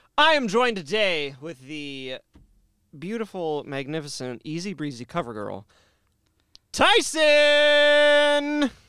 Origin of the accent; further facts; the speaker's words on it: Canada; I'm Canadian